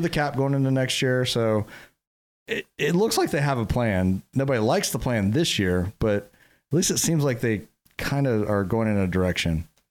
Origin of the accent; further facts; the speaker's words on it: Jacksonville, Florida, United States; we're from Jacksonville